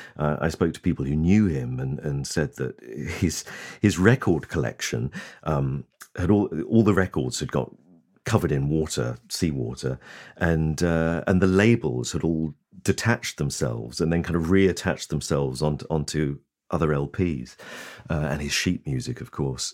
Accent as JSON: {"language": "English", "town": "Lowestoft", "region": "East of England", "country": "United Kingdom", "tie": "born or raised there", "said": "my hometown of Lowestoft in Suffolk"}